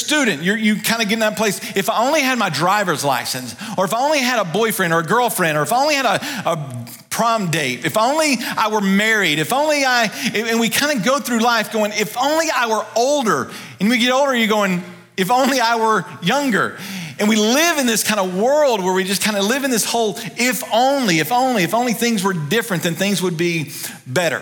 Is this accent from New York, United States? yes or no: no; Ruston, Louisiana, United States; also born or lived in Dallas, Texas; now in Kannapolis area, North Carolina, United States; I grew up in North Louisiana, and I love going home to Louisiana, going back to Ruston, where I grew up